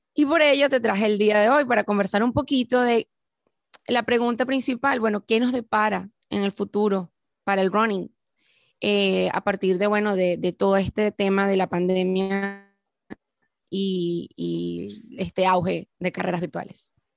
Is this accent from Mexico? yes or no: no; Venezuela; somos ambos venezolanos